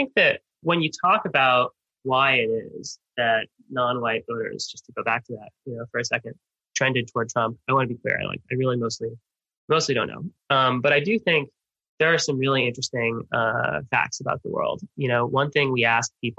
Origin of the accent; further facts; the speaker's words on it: Miami, Florida, United States; I grew up in Miami, one of the most, you know, diverse places in the world